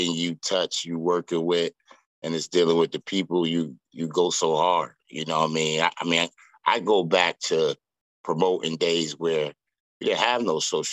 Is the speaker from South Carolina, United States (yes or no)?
no; Norwalk, Connecticut, United States; also born or lived in Bridgeport, Connecticut; born and raised in Norwalk.